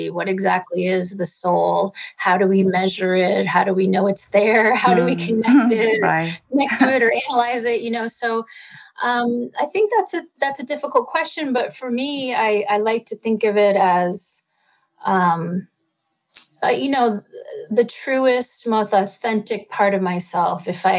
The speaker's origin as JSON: {"language": "English", "region": "East Coast", "country": "United States", "moved": "yes", "lives_now": "Topanga Canyon, United States", "said": "I live in beautiful Topanga Canyon out here in California, but I'm originally from the East Coast"}